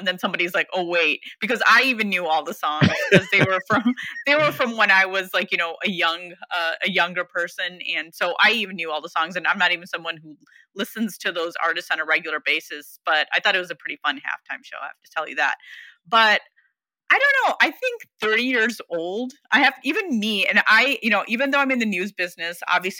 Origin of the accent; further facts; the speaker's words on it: Chicago, Illinois, United States; I grew up literally right outside of Chicago, was born in Chicago.